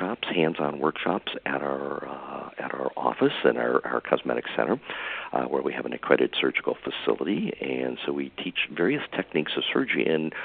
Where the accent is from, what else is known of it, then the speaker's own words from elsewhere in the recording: Michigan, United States; moved away as an adult; also born or lived in California; now in Santa Rosa, United States; I'm from Michigan originally, and I moved out to California